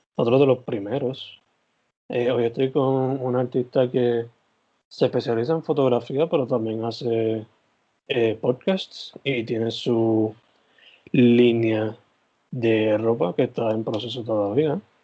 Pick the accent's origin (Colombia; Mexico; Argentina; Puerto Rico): Puerto Rico; San Germán; soy de San Germán